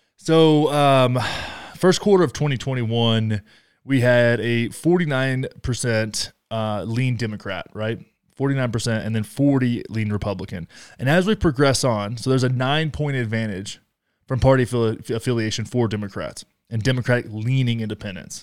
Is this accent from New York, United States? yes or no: no; Texas, United States; moved away; I love Texas. I grew up in Texas